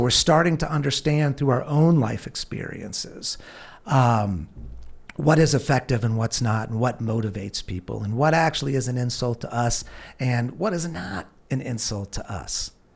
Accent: California, United States; I grew up in California

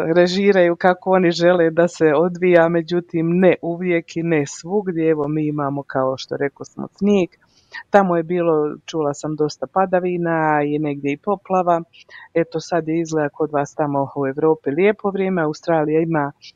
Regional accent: Mostar, Herzegovina-Neretva Canton, Bosnia & Herzegovina; now in Calgary, Canada; Ja sam iz Bosne i Hercegovine, u stvari ja sam iz Hercegovine iz Mostara

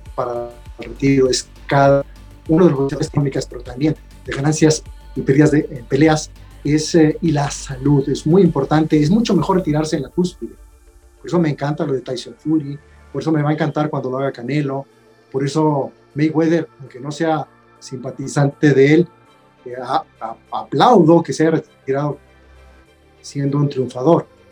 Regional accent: Mexico; somos expertos los mexicanos

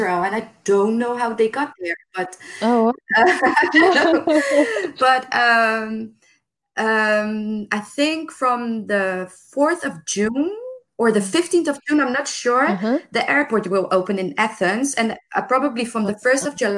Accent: Rotterdam, South Holland, Netherlands; moved away as an adult; now in Lefkada, Greece; I'm from the big city. I'm from Rotterdam. It's the big port in Holland.

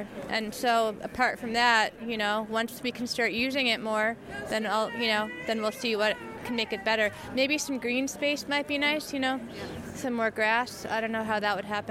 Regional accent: New York City, New York, United States; moved away as an adult; now in Minneapolis, United States; I'm from New York City

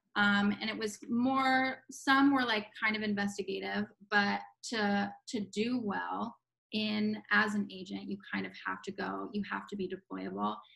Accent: Palm Beach, Florida, United States; moved away as an adult; this kid from Palm Beach, Florida, mm-hmm. and I lived there most of my life. And I like I'm born and raised in Florida.

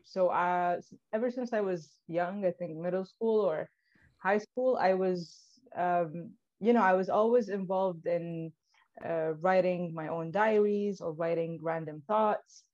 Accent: Tripoli, Libya; moved away; I was born and raised in Tripoli.

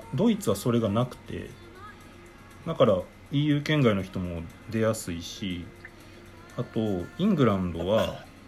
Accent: Japan; 日本人日本で生まれ育った

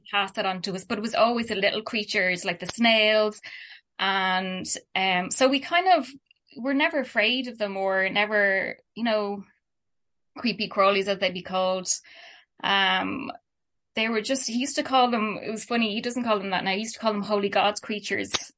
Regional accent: Dublin, Leinster, Ireland; also born or lived in Kilkenny / Kerry; I was born in Dublin and lived here

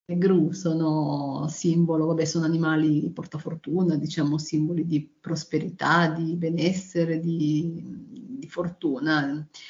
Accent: Turin, Piedmont, Italy; io sono di Torino

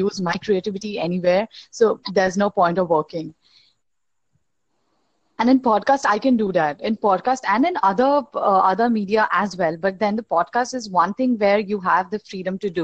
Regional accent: India; I'm from India

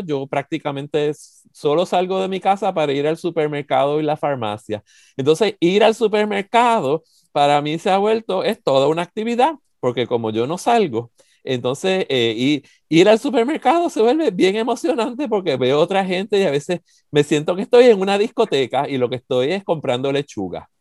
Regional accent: San Juan, Puerto Rico; now in United States; Miramar, que es el barrio de donde yo soy

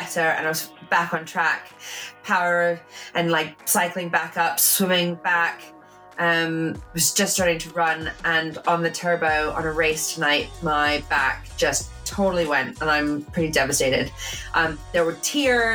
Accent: Canada; moved away; my place of birth, Canada

